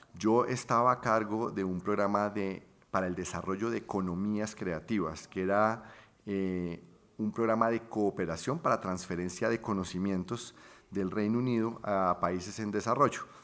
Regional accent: Bucaramanga, Santander, Colombia; moved away as an adult; also born or lived in London; Yo nací en Bucaramanga.

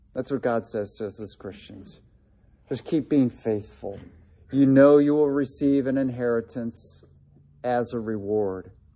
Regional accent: Delaware, Ohio, United States; he spoke at Gray Chapel in my hometown

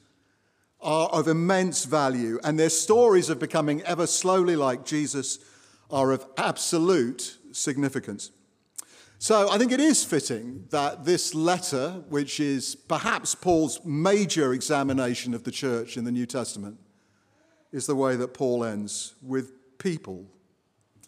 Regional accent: Watford, East of England, United Kingdom; now in United States

